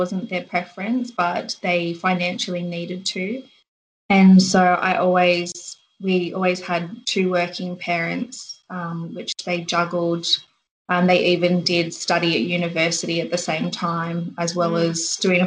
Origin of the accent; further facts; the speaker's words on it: Canberra, Australian Capital Territory, Australia; moved away as an adult; also born or lived in Nambour, Queensland / Sydney; I grew up in Canberra.